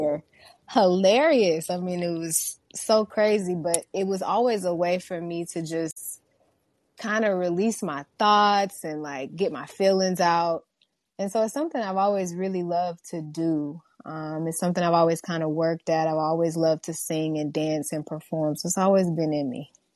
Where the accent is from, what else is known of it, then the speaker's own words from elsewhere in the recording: Houston, Texas, United States; I was born and raised in Houston, Texas